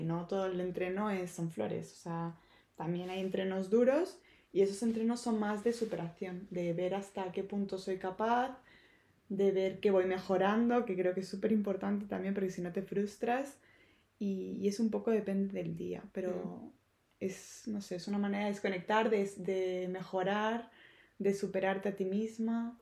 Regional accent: Barcelona, Catalonia, Spain; moved away as an adult; now in Madrid, Spain; soy de Barcelona, me acabo de mudar hace eh, nada a, Madrid.

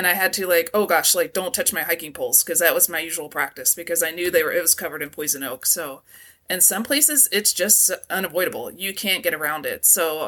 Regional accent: East Coast, United States; I grew up on the East mm-hmm. Coast, and I was highly allergic to poison ivy

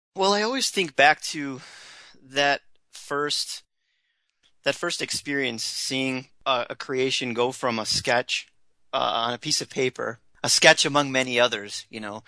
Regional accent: Rochester, New York, United States; Growing up in Rochester, New York

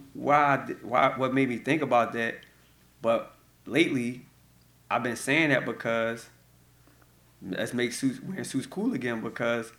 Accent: Philadelphia, Pennsylvania, United States; I'm from North Philadelphia, born and raised

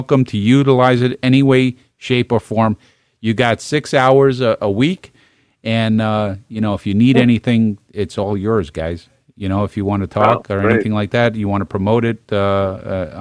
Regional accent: New York City, New York, United States; I'm from Brooklyn.

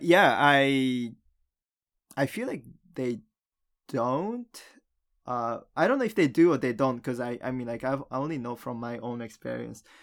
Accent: Japan; moved away; also born or lived in United States / Canada; the only Japanese kid in school

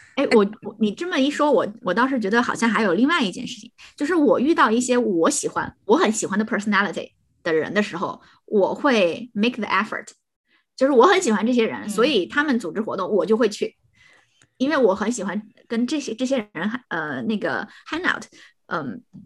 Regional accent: Shandong, China; moved away as an adult; 山东人啊

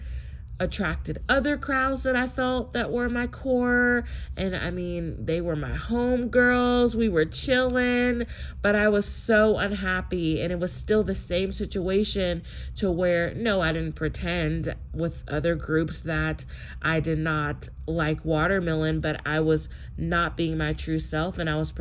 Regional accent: United States; I am a Black American, and I'm Native American

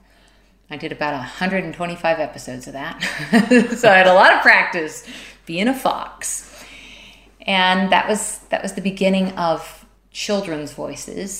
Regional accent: Visalia, California, United States; moved away as an adult; also born or lived in Los Angeles, California; now in United Kingdom; I'm from California. The Central Valley, a little place called Visalia

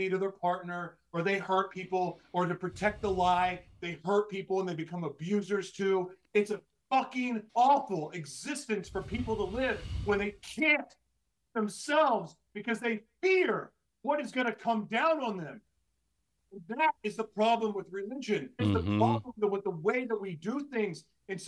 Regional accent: Oklahoma, United States; I grew up in Oklahoma, going to church all the time

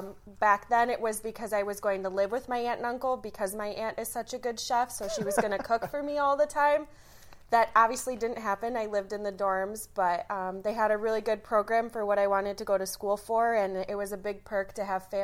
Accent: St. Clair Shores, Michigan, United States; I'm originally from just outside of Detroit, a city called St. Clair Shores. I grew up there my whole life.

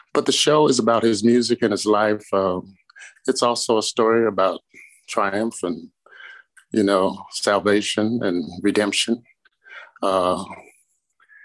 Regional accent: St. Louis, Missouri, United States; moved away as an adult; also born or lived in Chicago; I'm from St. Louis, Missouri

